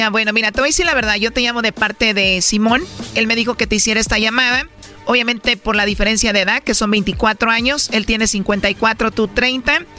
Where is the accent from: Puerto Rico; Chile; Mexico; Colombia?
Colombia; yo soy colombiano.